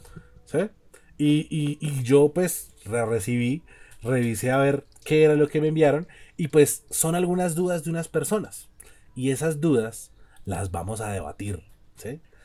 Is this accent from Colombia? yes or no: yes; Cali, Valle del Cauca, Colombia; Yo, yo soy caleño